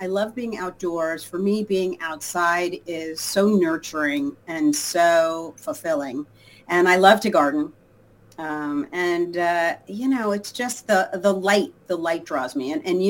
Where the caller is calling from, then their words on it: Los Angeles, California, United States; Los Angeles.